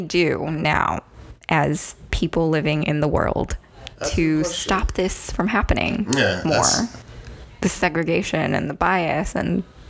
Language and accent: English; Southern California, United States; moved away as an adult; also born or lived in Ithaca, New York; even though I was born and raised in California